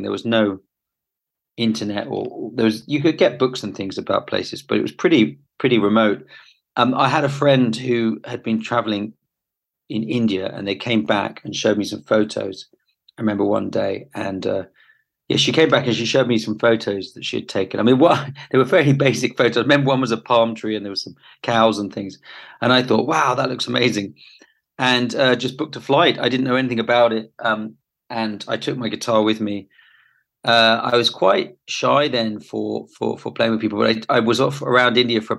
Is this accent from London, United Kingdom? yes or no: yes; London, United Kingdom; moved away as an adult; also born or lived in Brighton; I was born in London, but I spent years and years traveling around everywhere